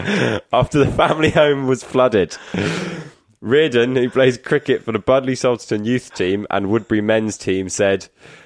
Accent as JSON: {"language": "English", "town": "Exmouth", "region": "South West England", "country": "United Kingdom", "tie": "born or raised there", "said": "the Exmouth Journal, the local paper in my hometown"}